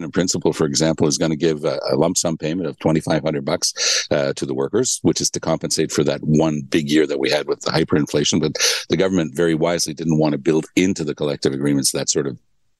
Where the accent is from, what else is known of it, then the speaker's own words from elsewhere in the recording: Ontario, Canada; I was born in Ontario